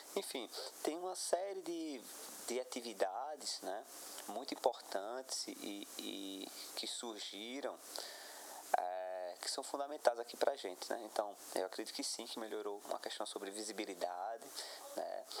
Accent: Goiana, Pernambuco, Brazil; eu, que somos daqui de Goiânia

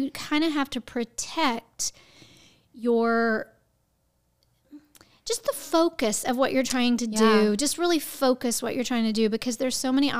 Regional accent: Houston, Texas, United States; I'm from Houston, Texas, and that's the big theater in our town.

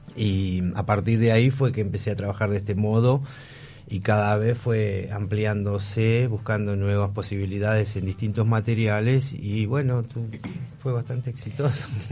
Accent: Buenos Aires, Argentina; Me alejé de Buenos Aires, vivo en las afueras porque no toleré tampoco toda la locura de la ciudad

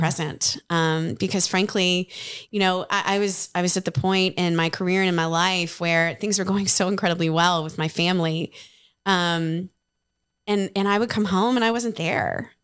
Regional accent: Ohio, United States; moved away as an adult; now in Nashville, United States; when I moved to Nashville from, from Ohio back in two thousand eight

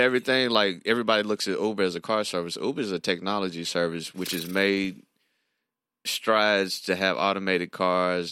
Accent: Nashville, Tennessee, United States; my hometown, Nashville

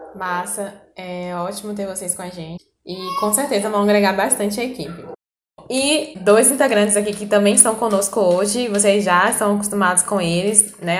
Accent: Northeast Region, Brazil; nós somos do Nordeste

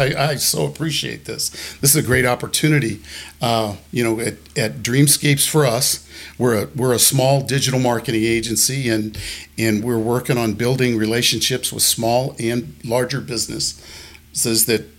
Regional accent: Colorado, United States; also born or lived in Germany; I grew up in Germany a little bit, on the East Coast a little bit, the West Coast a little bit. And then finally, my dad retired in Colorado, and I became a Colorado boy and have been here ever since.

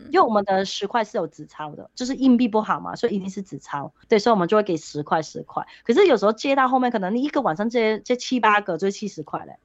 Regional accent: Hong Kong; moved away as an adult; now in Taoyuan, Taiwan; 我在香港结婚之后，我有一年是留在香港的那个时候

